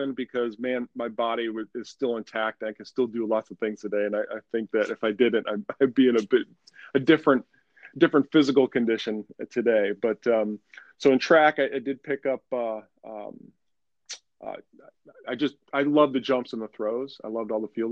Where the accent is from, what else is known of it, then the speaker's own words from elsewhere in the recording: Syracuse, New York, United States; moved away as an adult; also born or lived in Wilmington, North Carolina; I'm from Syracuse, New York originally